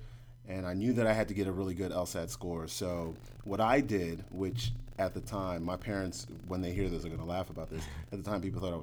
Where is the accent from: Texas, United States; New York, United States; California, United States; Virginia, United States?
New York, United States; New York City; moved away; I was raised in New York City